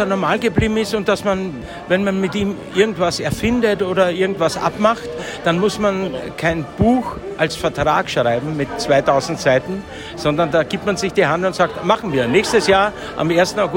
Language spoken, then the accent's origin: German; Vienna, Austria; Oh, ich bin ein Wiener.